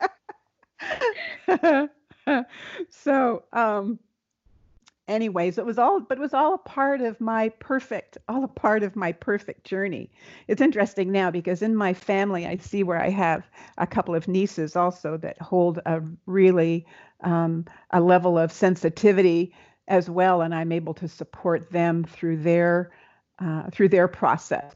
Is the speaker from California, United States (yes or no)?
no; Seattle, Washington, United States; I'm from Seattle